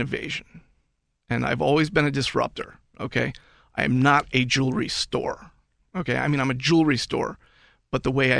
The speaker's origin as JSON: {"language": "English", "region": "New York", "country": "United States", "moved": "as an adult", "lives_now": "Pittsburgh, United States", "said": "I'm from New York."}